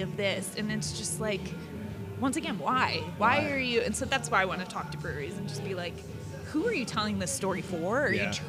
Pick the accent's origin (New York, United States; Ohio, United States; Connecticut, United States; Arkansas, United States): Ohio, United States; I'm from Ohio